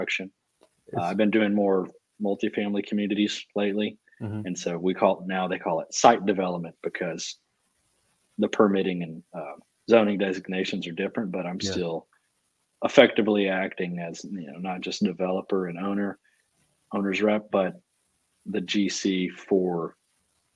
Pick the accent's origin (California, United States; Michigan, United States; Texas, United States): Texas, United States; Huntsville; I'm from small town. I'm from Huntsville, Texas. You know, it's most famous for having death row and seven prisons. So growing up, there was not much development